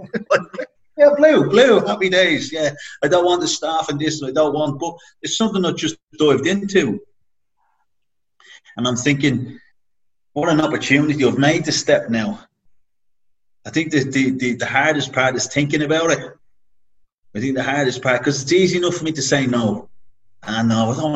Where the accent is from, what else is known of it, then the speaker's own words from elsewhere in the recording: Dublin, Leinster, Ireland; moved away as an adult; I was flying over from Dublin